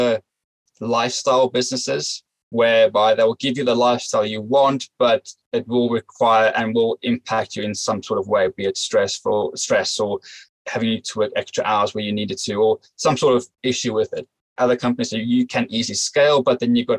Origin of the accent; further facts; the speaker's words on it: South Africa; moved away as an adult; now in United Kingdom; I grew up in South Africa